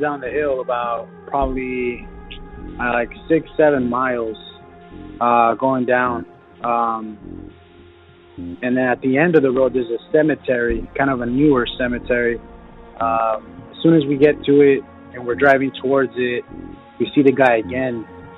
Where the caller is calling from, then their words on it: Watsonville, California, United States; I'm calling from Watsonville, California.